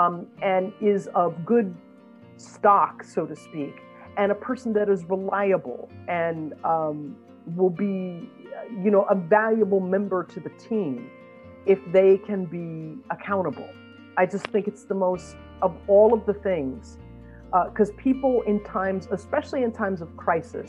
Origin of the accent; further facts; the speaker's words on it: United States; as an American